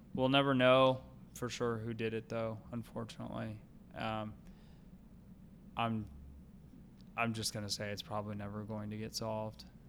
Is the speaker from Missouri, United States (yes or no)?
yes; St. Louis area, Missouri, United States; near my hometown